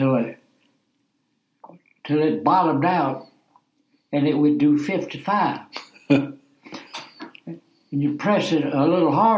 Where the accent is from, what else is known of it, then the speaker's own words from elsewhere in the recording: Rock Hill, South Carolina, United States; also born or lived in Lancaster, South Carolina; I was born in Lancaster and moved to Rock Hill when I was 7 years old. Been here ever since